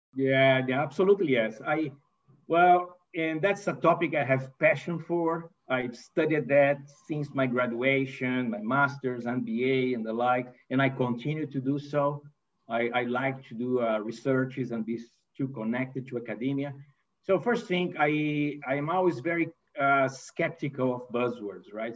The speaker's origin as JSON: {"language": "English", "country": "Brazil", "tie": "born or raised there", "also_born_or_lived": "Italy / United States", "second_language": "English", "moved": "as an adult", "said": "I'm not a native English speaker, right? So I'm, uh, I was born in Brazil and raised in Brazil."}